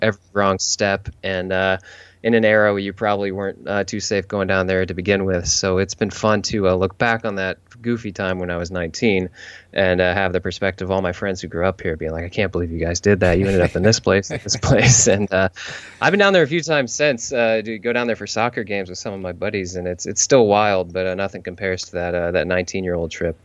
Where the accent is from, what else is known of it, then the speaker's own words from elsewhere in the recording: St. Louis, Missouri, United States; moved away as an adult; now in San Diego, United States; I grew up in St. Louis